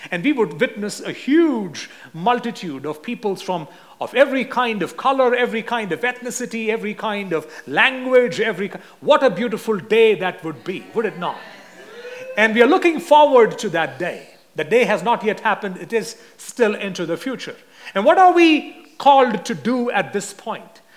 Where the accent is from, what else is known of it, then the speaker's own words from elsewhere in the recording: India; since I'm from India